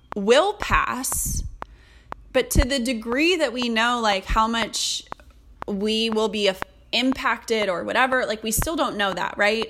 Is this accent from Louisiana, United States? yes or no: no; California, United States; moved away; I'm from California